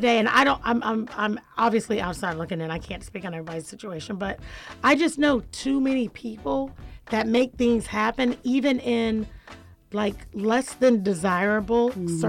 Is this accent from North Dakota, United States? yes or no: no; Jacksonville, Florida, United States; now in Atlanta, United States; I'm from Jacksonville.